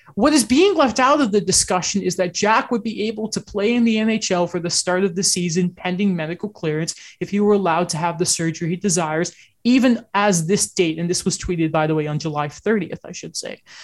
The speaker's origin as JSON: {"language": "English", "town": "Orangeville", "region": "Ontario", "country": "Canada", "tie": "born or raised there", "said": "I grew up right outside of Orangeville"}